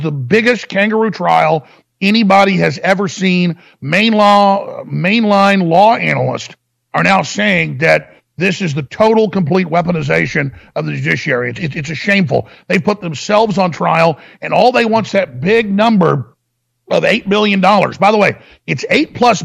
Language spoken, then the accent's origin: English; Austin, Texas, United States; where I live here in Austin. It's just where I'm from.